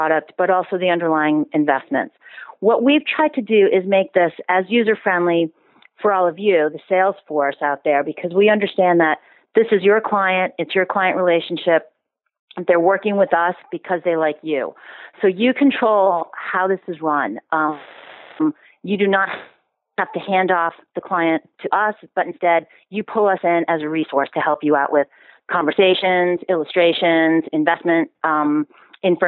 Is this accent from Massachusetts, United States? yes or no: yes; Boston, Massachusetts, United States; moved away as an adult; now in United Kingdom; I'm from Boston.